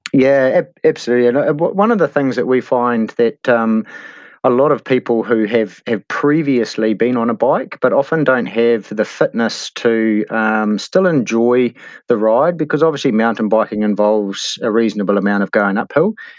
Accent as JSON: {"language": "English", "town": "Hastings", "region": "Hawke's Bay", "country": "New Zealand", "tie": "born or raised there", "moved": "as an adult", "lives_now": "Taupo, New Zealand", "said": "I grew up in the Hawke's Bay and Hastings. Uh, spent the first eighteen years of my life, yeah, down there"}